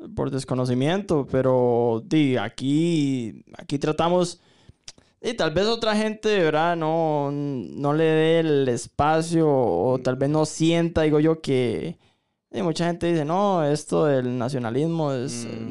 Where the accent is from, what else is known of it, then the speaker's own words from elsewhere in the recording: Costa Rica; nosotros, eh, como ciudadanos costarricenses